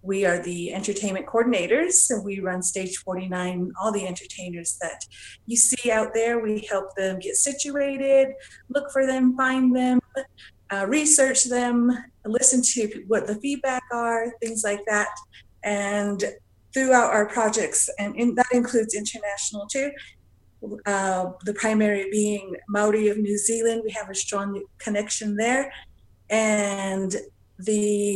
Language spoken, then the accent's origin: English; Acoma and Laguna Pueblos, New Mexico, United States; I'm from Acoma and Laguna Pueblos in New Mexico